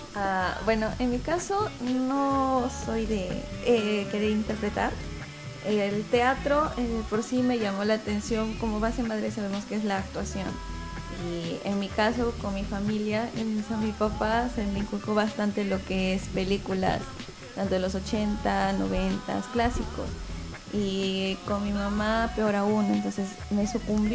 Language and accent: Spanish; Ilo, Moquegua, Peru; yo soy de Hilo